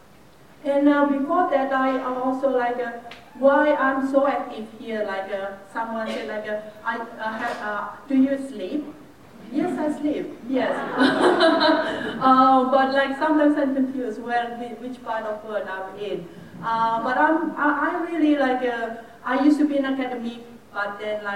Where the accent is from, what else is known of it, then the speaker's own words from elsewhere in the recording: Indonesia; I was born and raised in Indonesia, but I did a bit of my work and then my study overseas.